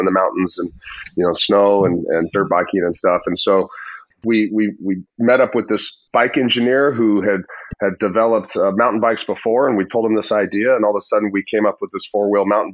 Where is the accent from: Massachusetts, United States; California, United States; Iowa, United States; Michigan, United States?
California, United States; Southern; moved away; I grew up in Southern California